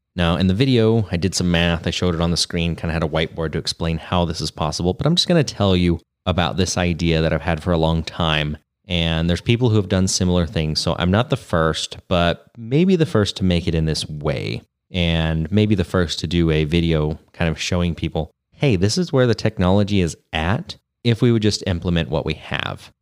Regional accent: Grass Valley, California, United States; rough and ready Grass Valley area. which is, uh, around my hometown right here.

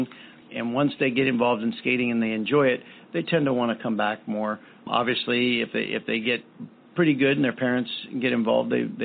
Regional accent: East Coast, United States; moved away; I grew up on the East Coast.

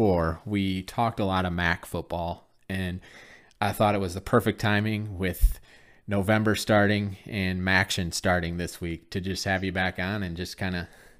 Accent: Michigan, United States; I'm from Michigan

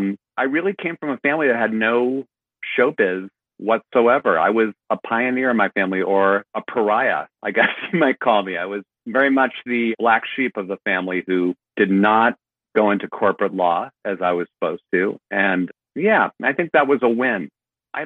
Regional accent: Cleveland, Ohio, United States; I grew up in Cleveland, Ohio, Shaker Heights

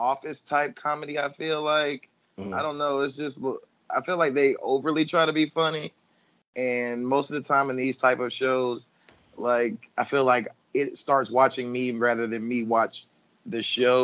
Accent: Jacksonville, Florida, United States; born or raised there

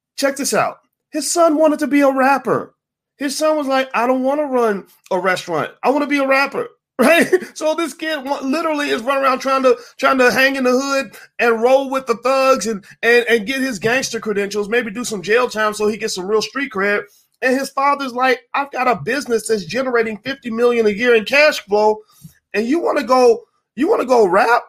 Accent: Louisville, Kentucky, United States; now in Chicago, United States; I live in Chicago, and two, I am from Louisville

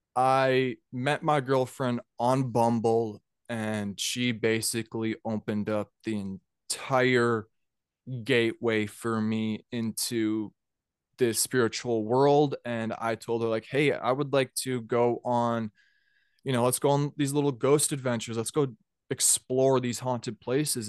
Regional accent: Minnesota, United States; also born or lived in Georgia; I'm from Minnesota

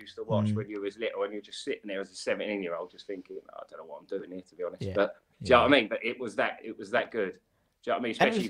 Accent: Slough, South East England, United Kingdom; I didn't live in Diggs because I'm from Slough. So me and Adam, we're from the same area. I've known Adam since we were about 10 years of age

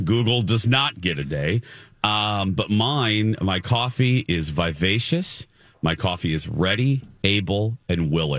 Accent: Michigan City, Indiana, United States; The microcosm was my hometown. We were a Kmart town, Michigan City, Indiana. We were a blue collar filled with industrial jobs.

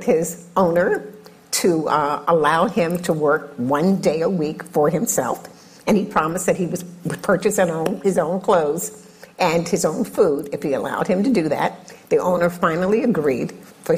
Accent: Virginia, United States; I'm from Virginia

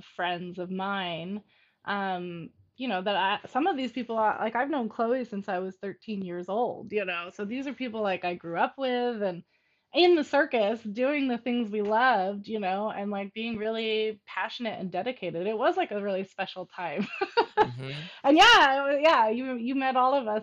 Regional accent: Oakland, California, United States; also born or lived in San Francisco; I grew up in Oakland and I literally ran away to be in the circus at 16

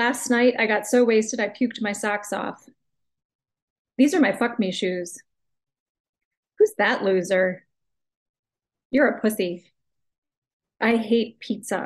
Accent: United States; accent: American English; I'm just using my normal accent, my normal American English

